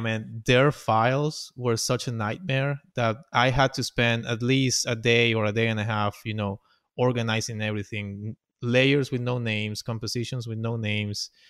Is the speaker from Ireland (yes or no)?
no; Venezuela; English is a second language; moved away as an adult; also born or lived in Orlando; now in United States; I came here to the United States. I'm from Venezuela, and I came here in, uh, twenty ten